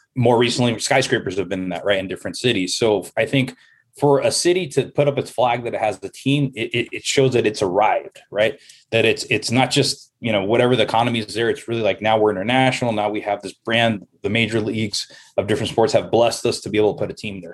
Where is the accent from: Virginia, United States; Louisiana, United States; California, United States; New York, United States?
California, United States; Los Angeles; now in Las Vegas, United States; I am from Southern California, from Los Angeles